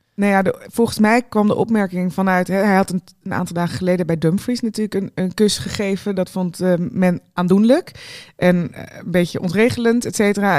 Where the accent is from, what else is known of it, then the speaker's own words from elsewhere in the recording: Netherlands; we daar nog als Nederlanders